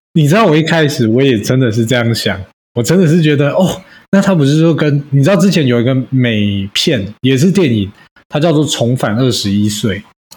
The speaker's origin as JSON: {"language": "Chinese", "country": "Taiwan", "said": "我们台湾人"}